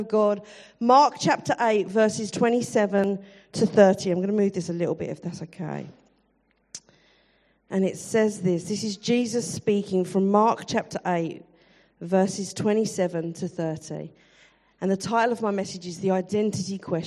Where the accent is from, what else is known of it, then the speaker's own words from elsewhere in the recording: London, United Kingdom; I am definitely from South London.